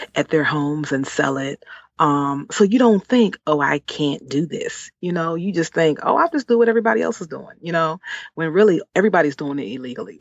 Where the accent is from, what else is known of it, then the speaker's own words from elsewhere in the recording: Washington, District of Columbia, United States; moved away as an adult; now in Maryland, United States; I was born and raised in Washington D.C.